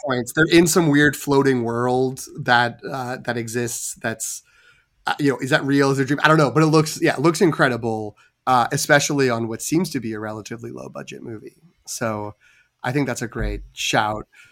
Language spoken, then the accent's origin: English; New England, United States; I am from New England